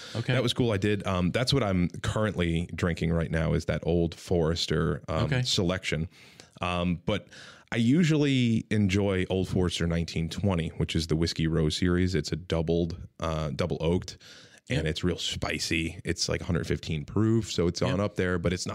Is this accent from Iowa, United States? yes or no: no; New York, United States; I'm a New Yorker by heart